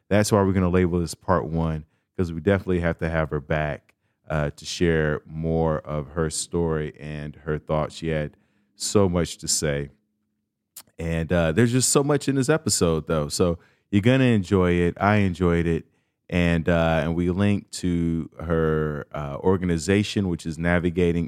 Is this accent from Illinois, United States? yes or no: yes; Chicago, Illinois, United States; I'm from Chicago, a major city